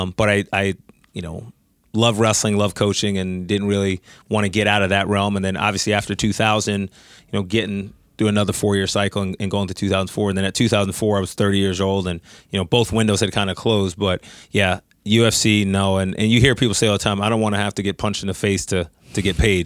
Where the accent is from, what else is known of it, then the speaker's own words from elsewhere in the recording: New York, United States; I'm from New York